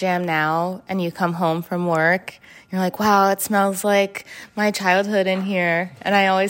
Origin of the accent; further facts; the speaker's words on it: New York City, New York, United States; I grew up in New York City as an Ashkenazi Jew.